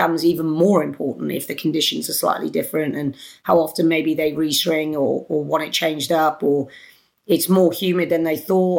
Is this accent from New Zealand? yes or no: no; United Kingdom; accent: British; it's my British accent.